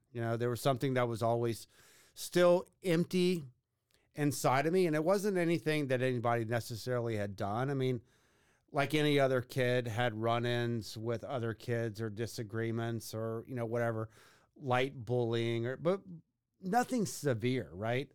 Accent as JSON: {"language": "English", "town": "Katy", "region": "Texas", "country": "United States", "tie": "born or raised there", "said": "growing up in Katy at the time was, like, living on an island in Houston"}